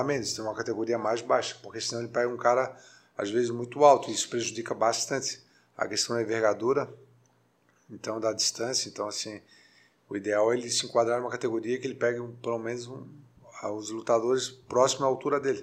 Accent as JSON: {"language": "Portuguese", "town": "Florianópolis", "region": "Santa Catarina", "country": "Brazil", "said": "sou manezinho da ilha"}